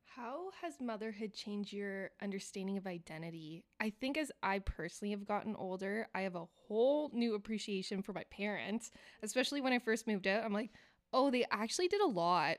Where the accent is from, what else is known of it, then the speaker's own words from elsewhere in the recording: Elmira, Ontario, Canada; I grew up in Elmira